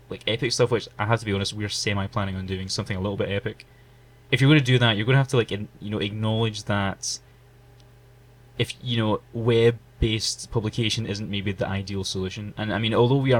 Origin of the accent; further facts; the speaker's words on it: Glasgow, Scotland, United Kingdom; We're actually from Glasgow in Scotland